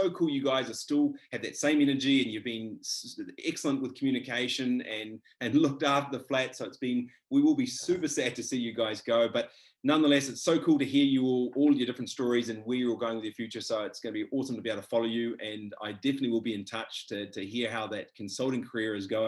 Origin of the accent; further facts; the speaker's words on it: Whakatane, Bay of Plenty, New Zealand; moved away as an adult; also born or lived in Dunedin; I was from Whakatane, so near in the Bay of Plenty there